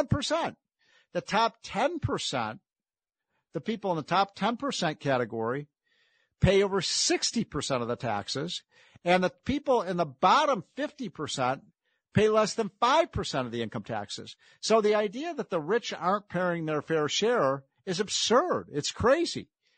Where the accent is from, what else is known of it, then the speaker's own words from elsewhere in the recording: Chicago, Illinois, United States; I'm from Chicago. We're a sanctuary city.